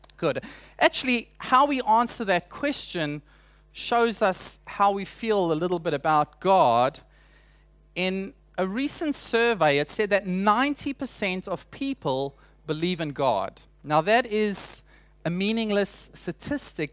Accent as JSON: {"language": "English", "country": "South Africa", "moved": "yes", "said": "introduce myself as a South African"}